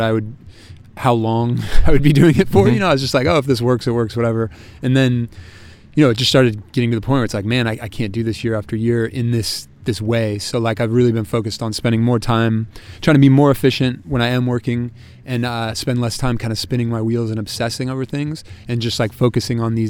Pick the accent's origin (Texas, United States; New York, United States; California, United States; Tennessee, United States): California, United States; Sacramento; now in San Francisco, United States; I grew up in Sacramento